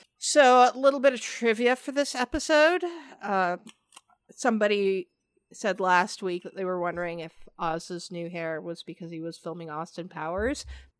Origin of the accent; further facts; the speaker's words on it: Canada; even though I'm Canadian, my French is atrocious.